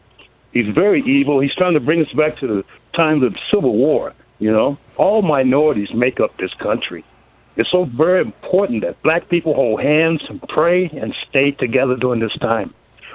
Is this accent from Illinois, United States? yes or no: yes; Chicago, Illinois, United States; now in Oakland, United States; I'm 73 years old this year, and Dr. King, I'm from Chicago originally